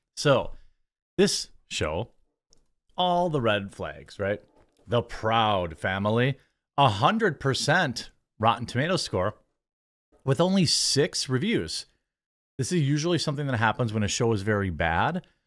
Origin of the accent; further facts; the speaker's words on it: Wisconsin, United States; I'm from Wisconsin, all right? Wisconsin.